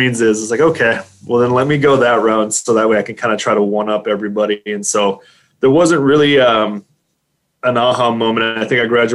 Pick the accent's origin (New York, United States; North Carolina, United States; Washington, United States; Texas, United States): Texas, United States; Dilley; also born or lived in San Antonio, Texas; I grew up here in South Texas, about an hour south of San Antonio. There's a little bitty town there called Dilley